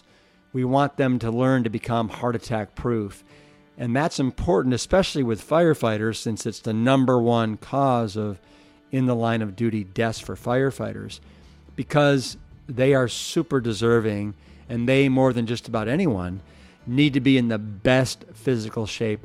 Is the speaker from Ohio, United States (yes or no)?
yes; Cleveland, Ohio, United States; we host the Pepperidge Labor Day Olympics, which is where we grew up in Cleveland, Ohio